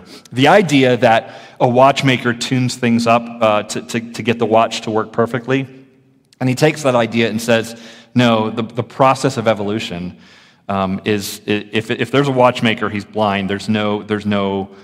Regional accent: Florida, United States; I grew up in the public schools in Florida

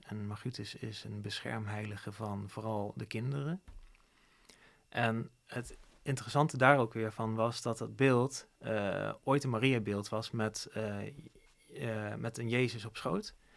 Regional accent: Zevenaar, Gelderland, Netherlands; moved away; also born or lived in Didam; ik kom dan oorspronkelijk uit Zevenaar en Huid, Didam. Het zijn twee dorpjes die naast elkaar liggen

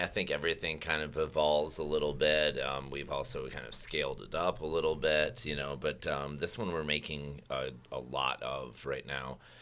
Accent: Michigan, United States; moved away; I grew up originally in Michigan, where third grade we went to the Kellogg's factory.

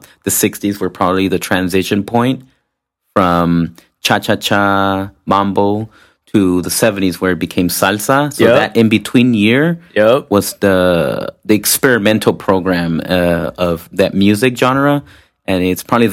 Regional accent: Compton, California, United States; now in Long Beach, United States; I'm originally from Compton

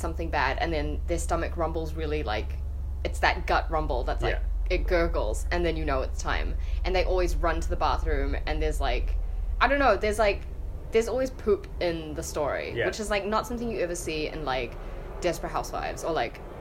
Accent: Auckland, New Zealand; I'm from West Auckland as well.

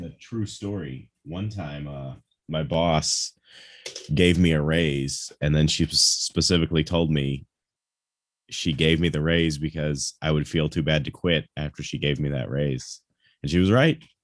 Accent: Chicago, Illinois, United States; now in Southern Illinois, United States; I was born in Chicago and lived there, but now I live in Southern Illinois

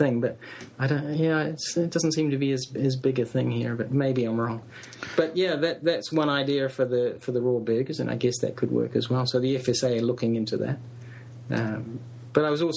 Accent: New Zealand; I'm a New Zealander

